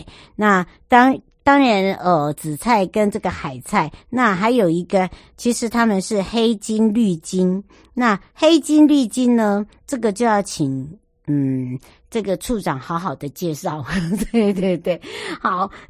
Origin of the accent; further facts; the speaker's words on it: Penghu County, Taiwan; 那结合这样的一个体验呢，就是可以去深度的了解我们澎湖人。